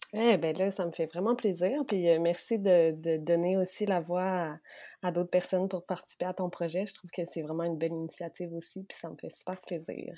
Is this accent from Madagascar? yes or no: no; Quebec City, Quebec, Canada; moved away as an adult; also born or lived in Côte-Nord, Quebec; now in Montreal, Canada; je suis née sur la côte nord, dans une petite famille super aimante. ensuite, j'ai grandi à Québec